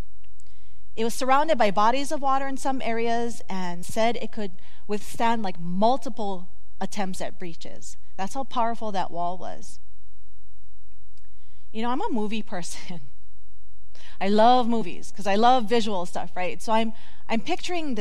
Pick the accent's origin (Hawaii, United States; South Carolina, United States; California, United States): Hawaii, United States; when you're a kid growing up in Hawaii